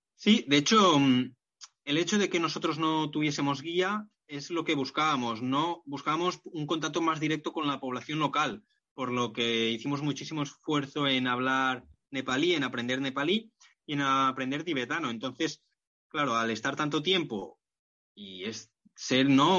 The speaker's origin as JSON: {"language": "Spanish", "town": "Barcelona", "region": "Catalonia", "country": "Spain", "said": "ahora en Barcelona, donde estoy y, de donde soy"}